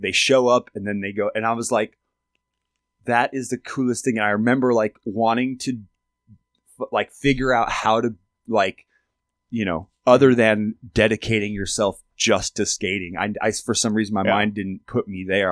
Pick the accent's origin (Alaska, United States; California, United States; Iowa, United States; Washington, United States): Alaska, United States; I'm from Alaska, and I grew up in a tiny town